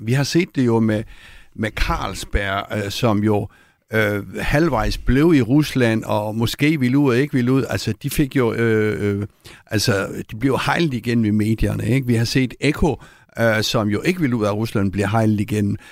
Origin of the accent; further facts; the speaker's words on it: Copenhagen, Capital Region of Denmark, Denmark; som københavner